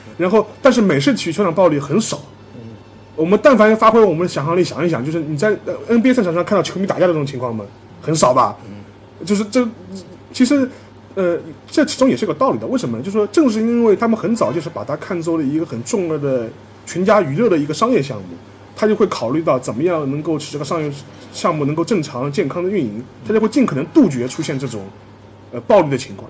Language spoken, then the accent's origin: Chinese; China; 我们中国人最熟悉的N B